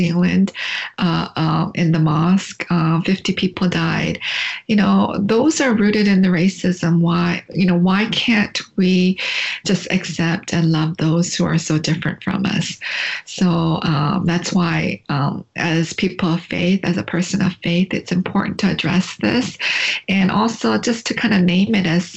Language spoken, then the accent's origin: English; London, Ontario, Canada; moved away as an adult; also born or lived in Korea; now in Indiana, United States; growing up in Canada in a small town called London, Ontario, it's about 2.5 hours from Toronto